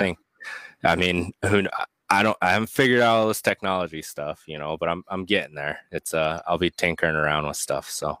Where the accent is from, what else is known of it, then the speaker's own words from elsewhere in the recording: Pennsylvania, United States; also born or lived in California; now in Ohio, United States; I grew up in Pennsylvania, and then I moved to California, and now I'm in Ohio